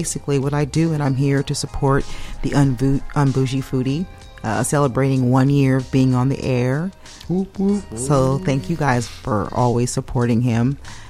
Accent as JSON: {"language": "English", "town": "Los Angeles", "region": "California", "country": "United States", "said": "I hail from California, downtown LA all day. And there's that's like the hub of art in Los Angeles. I live right on Gallery Row."}